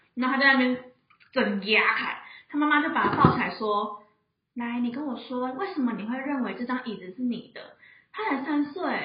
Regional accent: Changhua County, Taiwan; moved away as an adult; now in Taipei, Taiwan; 因为我们老家中部嘛，然后我是就是跟我的猫来台北租房子，然后有一天我回上画老家

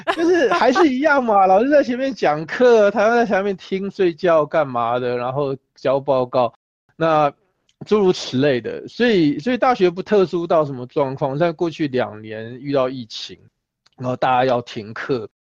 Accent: Taiwan; 我们来自于台湾嘛，所以我们是一个没有雪的国家啊

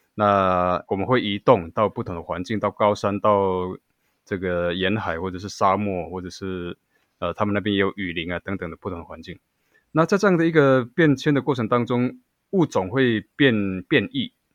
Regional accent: Xinyi Township, Nantou County, Taiwan; 我是来自南投县， 信义乡望乡部落的布隆族人

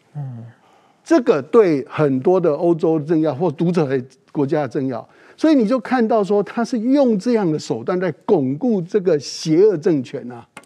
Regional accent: Taiwan; 我们台湾人不能做事

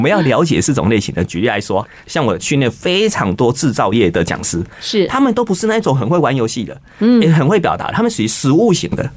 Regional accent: Taiwan; 我们台湾话也常这样讲

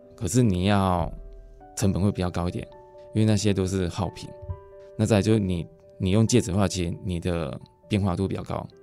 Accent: Fuxing, Changhua County, Taiwan; 我们是彰化福兴

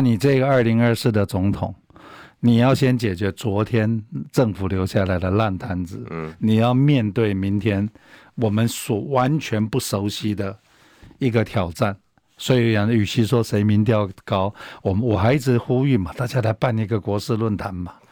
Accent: Taiwan; 我们台湾人

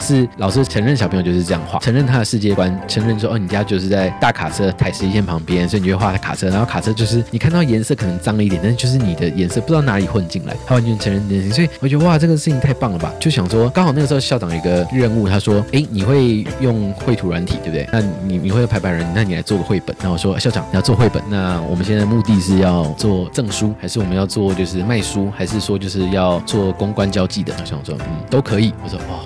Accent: Taipei, Taiwan; 我在台北长大

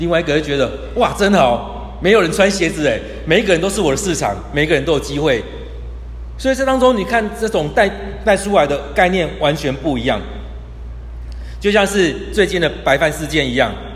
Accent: Kaohsiung, Taiwan; also born or lived in Tainan; 我是高雄人， 我在台南念书

